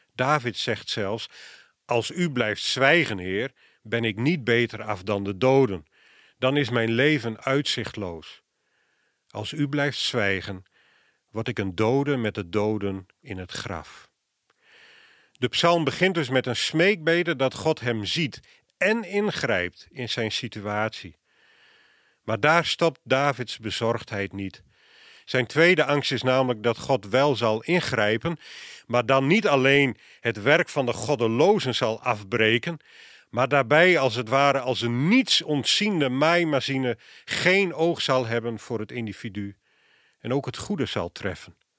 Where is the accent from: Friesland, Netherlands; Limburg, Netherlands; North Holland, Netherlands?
Friesland, Netherlands; moved away; Ik kom oorspronkelijk uit Friesland